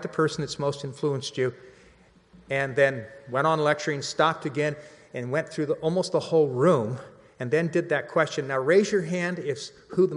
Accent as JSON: {"language": "English", "area": "Central Valley", "region": "California", "country": "United States", "also_born_or_lived": "Los Angeles", "moved": "as an adult", "said": "Years ago, I moved to LA. I'm from the Central Valley"}